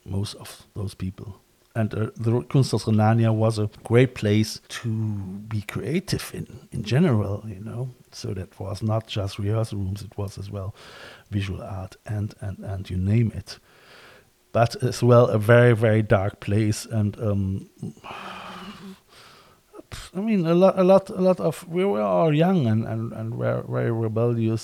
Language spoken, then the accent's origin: English; Cologne, North Rhine-Westphalia, Germany; moved away as an adult; now in Ireland; I'm from Cologne as well